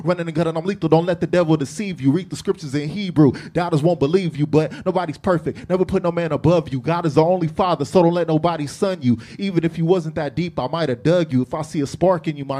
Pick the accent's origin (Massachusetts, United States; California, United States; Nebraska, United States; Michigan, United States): California, United States; Long Beach; I'm from Long Beach.